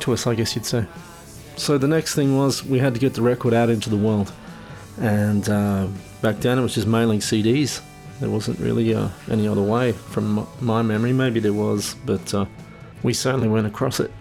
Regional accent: Rockhampton, Queensland, Australia; now in Darwin, Australia; my hometown, Rockhampton.

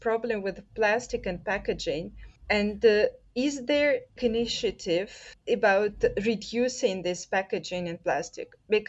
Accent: Russia; So I'm from Russia

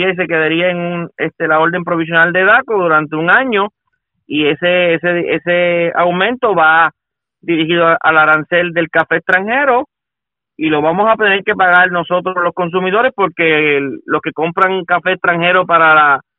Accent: Puerto Rico; eso es lo que nosotros queremos y tenemos todos como puertorriqueños

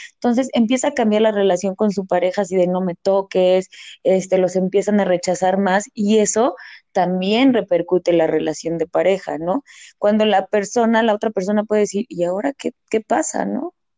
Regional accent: Mexico; es algo que también como mexicanos tenemos de la comida

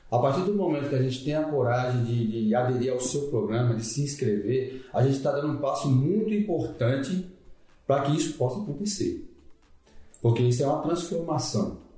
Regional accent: Santo Antônio de Jesus, Bahia, Brazil; eu sou do interior da Bahia, Santo Antônio de Jesus, atualmente 53 anos

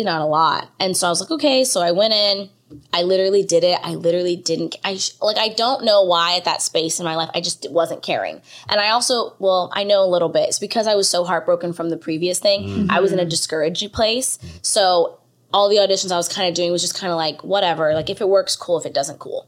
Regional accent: Bakersfield, California, United States; moved away as an adult; also born or lived in Atlanta; now in Los Angeles, United States; I'm originally from Bakersfield, California

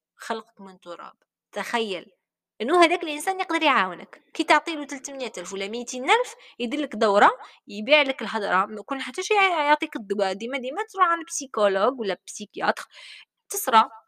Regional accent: Algeria; احنا عندنا في الجزائر

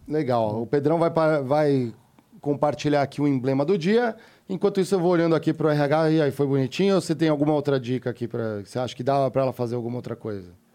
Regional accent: Brazil; Eu, como brasileiro, pagando impostos

